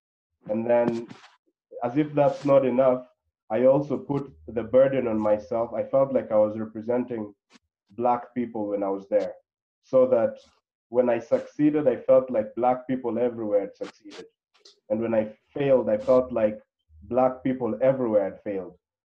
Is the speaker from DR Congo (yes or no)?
yes; DR Congo; moved away as an adult; also born or lived in Claremont, California, United States; Now, I'm originally from the Congo, and I spent my entire life there until before going to college. So I went to college in the U.S., a place called Claremont, California, university called Harvey Mudd.